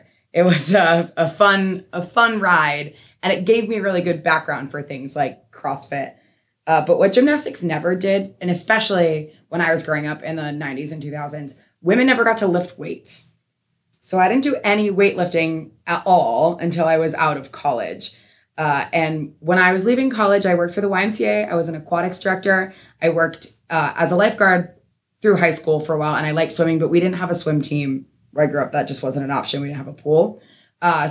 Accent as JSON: {"language": "English", "region": "Massachusetts", "country": "United States", "tie": "born or raised there", "said": "I grew up in Massachusetts"}